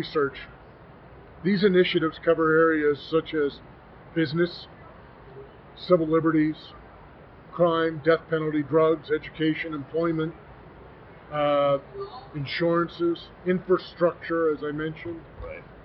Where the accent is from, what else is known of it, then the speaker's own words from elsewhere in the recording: Arizona, United States; my home state of Arizona